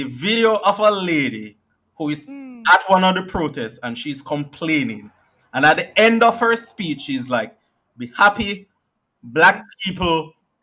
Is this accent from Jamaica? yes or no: yes; Jamaica; I am from Jamaica